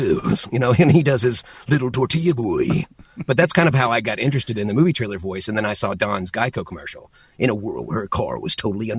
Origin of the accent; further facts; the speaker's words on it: Memphis, Tennessee, United States; Chris Parnell was from my hometown.